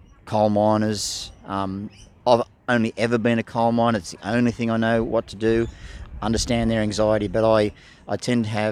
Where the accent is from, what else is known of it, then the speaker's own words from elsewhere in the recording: the Illawarra, New South Wales, Australia; I grew up in the Illawarra, and as a kid, surfing on those beaches